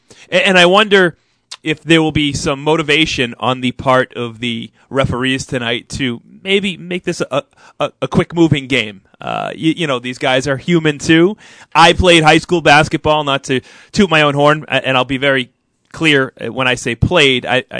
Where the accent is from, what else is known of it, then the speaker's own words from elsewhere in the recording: New England, United States; growing up in New England